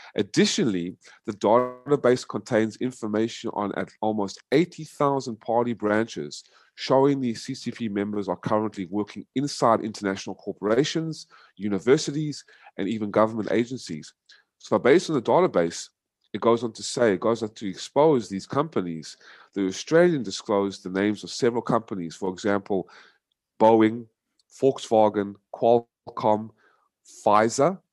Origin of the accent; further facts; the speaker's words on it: United States; moved away as an adult; also born or lived in South Africa; now in Vietnam; raised in America for twenty-five years